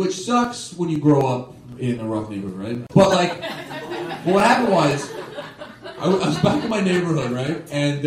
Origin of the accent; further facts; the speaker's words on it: Toronto, Ontario, Canada; I am from Toronto, and I never actually left Toronto until I started doing stand-up